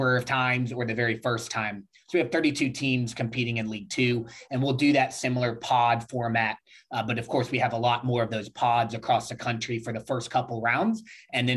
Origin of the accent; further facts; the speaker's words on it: Birmingham, Alabama, United States; also born or lived in Dothan, Alabama; I'm actually born in a small town in Southern Alabama, in Dothan, Alabama, but I was raised in Birmingham, Alabama.